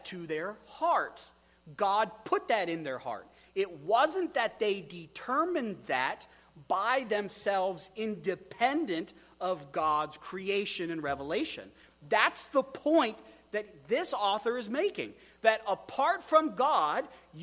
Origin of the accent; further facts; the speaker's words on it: Wyoming, United States; moved away; I come from Wyoming. That place is super windy